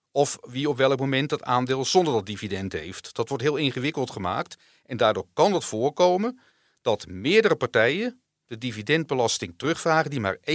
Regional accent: Netherlands; Dus ik ben gewoon een Nederlander en ik krijg mijn dividendbelasting, die kan ik terugkrijgen.

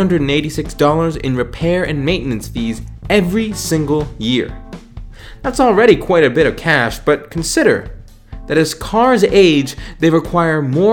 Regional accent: Virginia, United States; my home state of Virginia

